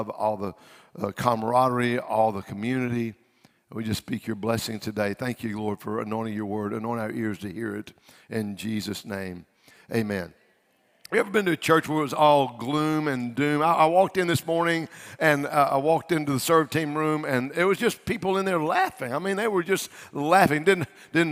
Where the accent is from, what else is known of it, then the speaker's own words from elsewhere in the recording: Louisiana, United States; I'm from Louisiana